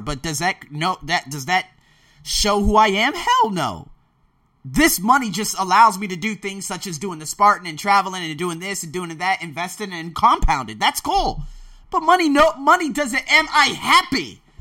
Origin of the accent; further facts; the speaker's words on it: United States; now in Thailand; I was born in America